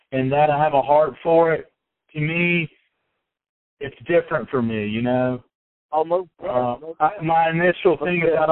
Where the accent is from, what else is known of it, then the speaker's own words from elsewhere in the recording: Greensboro, North Carolina, United States; I am from Greensboro. It's good to be home